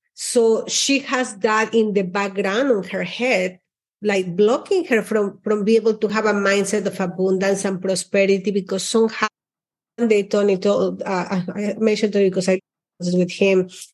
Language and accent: English; Mexico; also born or lived in Austin; now in Miami, United States; I is Mexican. I'm like, I was born in Mexico